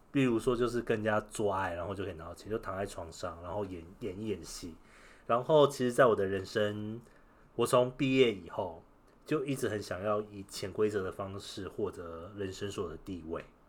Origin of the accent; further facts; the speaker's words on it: Taiwan; 我是台湾人